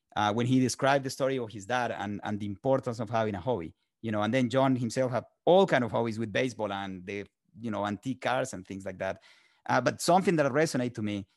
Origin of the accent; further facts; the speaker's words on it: Colombia; moved away as an adult; now in United States; I was born in Colombia and raised in Colombia